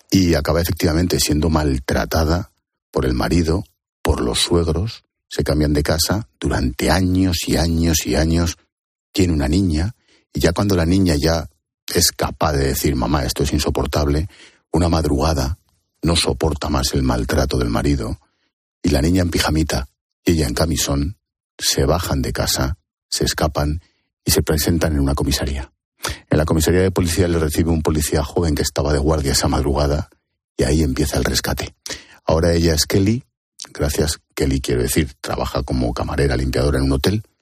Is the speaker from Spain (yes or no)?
yes; Spain; Como somos españoles y asociamos conceptos